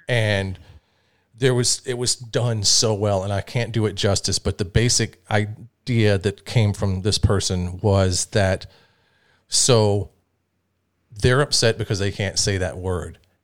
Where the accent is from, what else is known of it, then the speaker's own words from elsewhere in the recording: Atlanta, Georgia, United States; I grew up, like, in Georgia, in Atlanta, at one of, like, the hip-hop fucking meccas